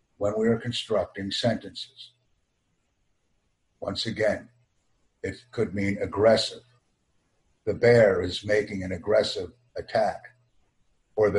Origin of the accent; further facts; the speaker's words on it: United States; I have an extensive background in American English listening, speaking, reading, and writing skills because I am an American